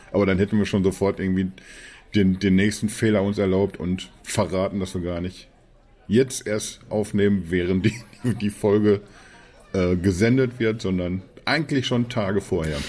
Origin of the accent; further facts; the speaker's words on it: Germany; als, als Deutsche